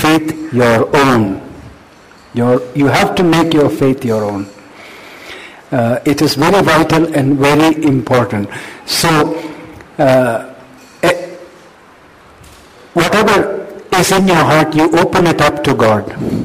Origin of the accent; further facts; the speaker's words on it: Chennai, Tamil Nadu, India; I grew up in Chennai, okay? I grew up in Chennai